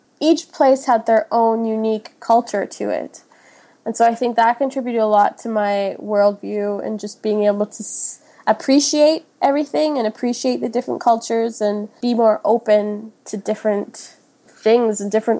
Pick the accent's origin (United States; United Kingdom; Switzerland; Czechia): Switzerland; also born or lived in Kenya; now in Edmonton, Canada; I was born in Kenya. My mom is Kenyan and my dad is Swiss. So after, I think I was like one, and then we moved to Switzerland.